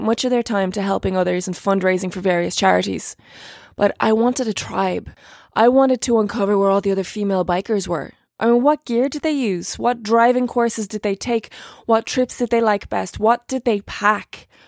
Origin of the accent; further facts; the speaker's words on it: Ireland; I'm an Irish actress